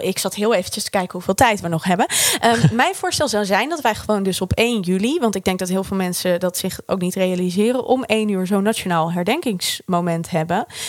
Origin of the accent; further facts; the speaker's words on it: Netherlands; wij met z'n allen als Nederlanders